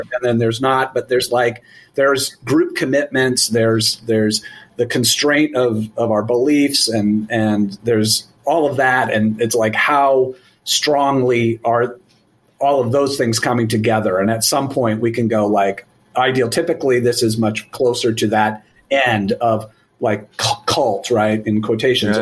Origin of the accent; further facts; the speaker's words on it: Eugene, Oregon, United States; i grew up in Eugene, Oregon, and the 70s and 80s